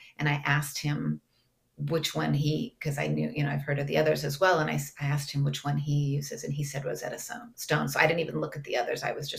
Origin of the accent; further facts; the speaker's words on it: Portland, Oregon, United States; moved away as an adult; also born or lived in Greece / St. Thomas; I grew up in Portland, Oregon, and went to college there.